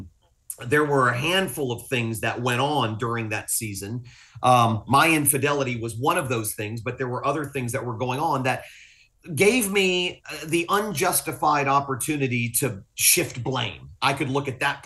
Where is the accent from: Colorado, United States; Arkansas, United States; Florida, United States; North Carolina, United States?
Florida, United States; Fort Lauderdale; also born or lived in Willis, Texas; I'm from South Florida. Fort Lauderdale's my home.